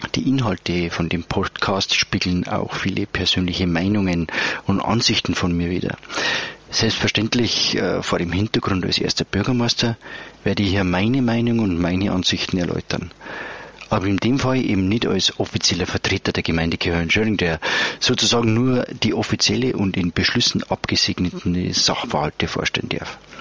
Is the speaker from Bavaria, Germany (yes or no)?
yes; Upper Bavaria, Germany; bei uns in Oberbayern